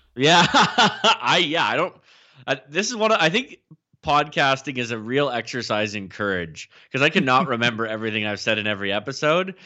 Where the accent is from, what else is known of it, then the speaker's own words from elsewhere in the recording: the Midwest of Canada, the Prairies, Canada; I feel like I'm kind of from the Midwest of Canada, maybe the the West West